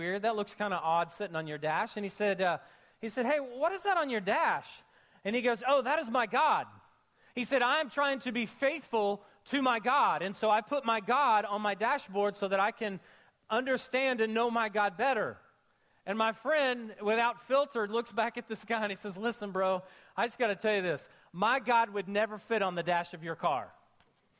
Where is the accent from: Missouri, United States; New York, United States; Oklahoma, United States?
Oklahoma, United States; I grew up in Oklahoma